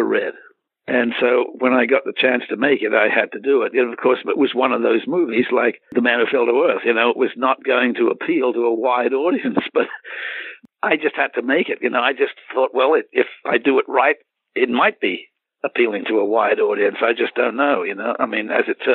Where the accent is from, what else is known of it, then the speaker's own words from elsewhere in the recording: Australia; moved away; It was something that I grew up with. It was something in my DNA, being Australian